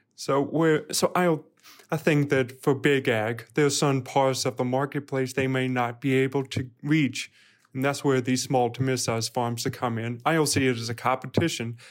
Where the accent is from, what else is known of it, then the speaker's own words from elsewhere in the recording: Birmingham, Alabama, United States; moved away as an adult; also born or lived in Louisiana / Fayetteville, Arkansas; now in Arkansas, United States; I'm originally from Birmingham, Alabama. I did not grow up on a farm